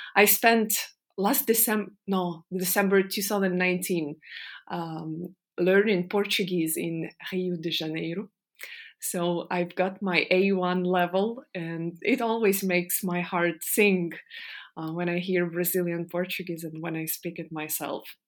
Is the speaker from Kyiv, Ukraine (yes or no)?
no; Donetsk, Donetsk Oblast, Ukraine; moved away as an adult; I was born in Donetsk in the eastern part of Ukraine.